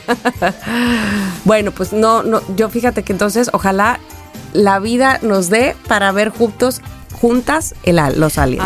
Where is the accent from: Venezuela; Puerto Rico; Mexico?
Mexico; Veracruz; moved away; also born or lived in Xalapa, Veracruz; Jalapa, Veracruz, la capital de mi estado